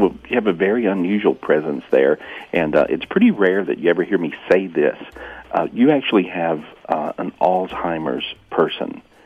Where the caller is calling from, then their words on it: Ojai, California, United States; Well, I'm still in beautiful Ojai, California